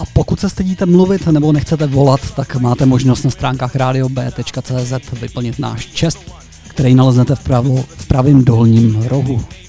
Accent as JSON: {"language": "Czech", "region": "Central Bohemian Region", "country": "Czechia", "tie": "born or raised there", "said": "já jsem se narodil pod Řípem"}